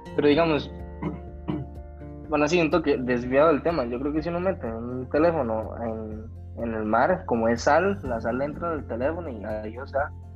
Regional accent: Costa Rica; somos de Costa Rica.

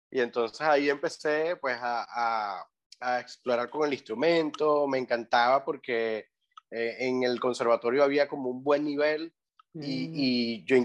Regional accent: Puerto Ordaz, Bolívar, Venezuela; yo soy de Puerto Ordaz, sí.

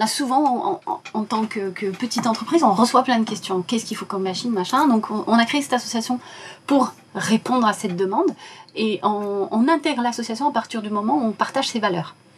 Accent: Casablanca, Casablanca-Settat, Morocco; moved away; Je suis marocaine, mhm. je suis née à Casablanca

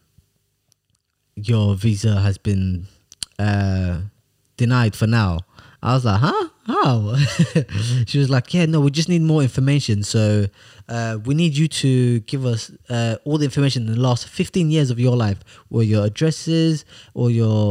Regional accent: Sweden; moved away; I said, Sweden. Obviously, I am from Sweden

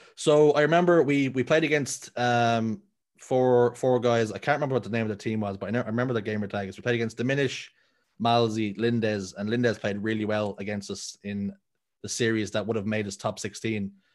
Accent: Dublin, Leinster, Ireland; I'm born and raised in Dublin in a tough spot, a r-, pretty rough area called Talla

